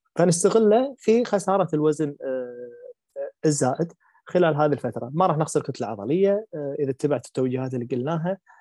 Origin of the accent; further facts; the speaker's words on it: Kuwait; عندنا عندنا بالكويت